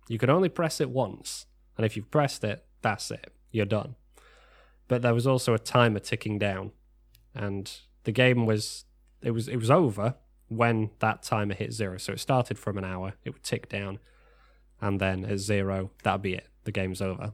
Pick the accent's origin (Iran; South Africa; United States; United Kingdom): United Kingdom; We are British